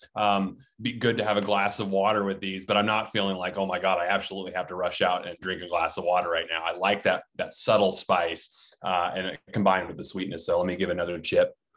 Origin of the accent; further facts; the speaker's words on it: Oklahoma, United States; I'm from Oklahoma, I live in Oklahoma, also landlocked.